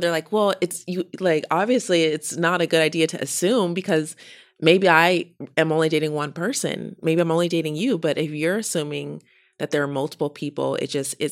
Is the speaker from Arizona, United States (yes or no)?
no; Denver, Colorado, United States; I grew up in Denver in another white space